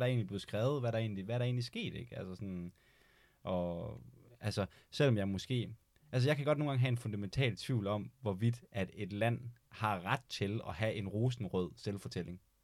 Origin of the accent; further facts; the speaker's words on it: Denmark; som dansker